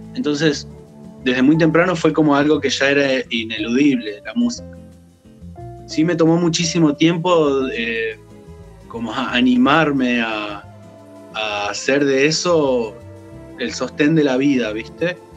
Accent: Chos Malal, Neuquén, Argentina; also born or lived in Buta Ranquil; Yo soy nacido en Chosmalal, que es el norte de la provincia. Eh, por cuestiones mm, de, la época también, en realidad, porque mi familia vivía en Butarranquil, pero, pero fui a nacer a Chosmalal

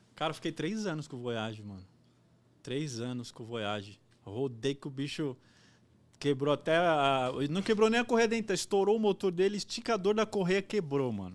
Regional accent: Guarulhos, São Paulo, Brazil; a trampar em Guarulhos, que eu sou de Guarulhos

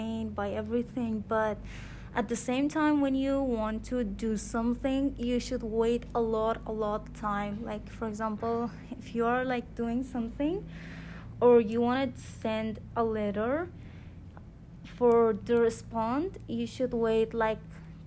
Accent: Afghanistan; English is a second language; moved away as an adult; now in Canada; I'm from Afghanistan. I lived there like 19 and a half years. I born there and I raised there.

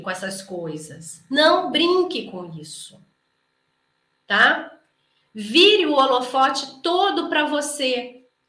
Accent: Brazil; A gente é muito brasileiro

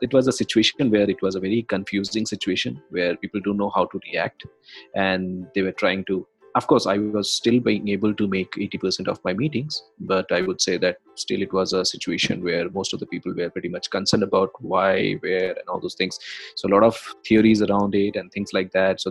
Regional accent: India; I come from India

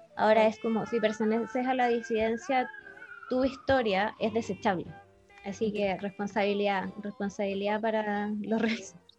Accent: Chile; tengo mi identidad como chilena, Por vivir aquí

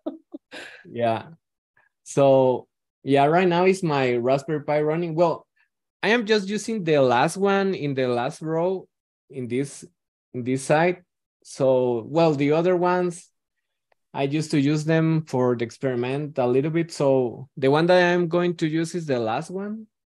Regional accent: Guatemala; I am from Guatemala

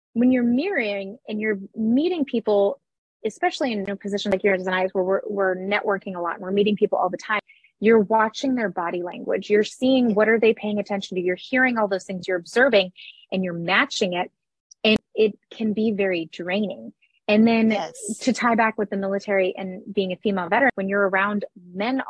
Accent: Minnesota, United States; I'm also from Minnesota, which is a northern state

